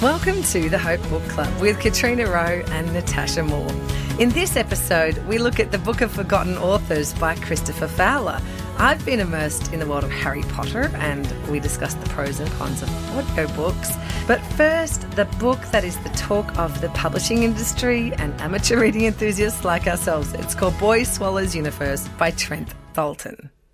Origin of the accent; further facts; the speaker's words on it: Australia; This is where I grew up